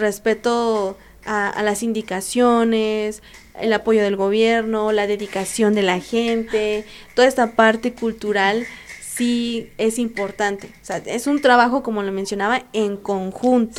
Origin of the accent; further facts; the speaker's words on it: Mexico; yo soy la primera mexicana en irme bajo el programa de OISCA México